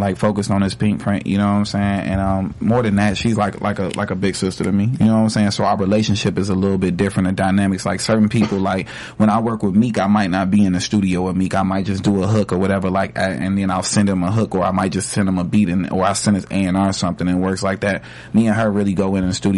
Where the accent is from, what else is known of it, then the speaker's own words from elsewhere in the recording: Chicago, Illinois, United States; I'm from Chicago and I'm black.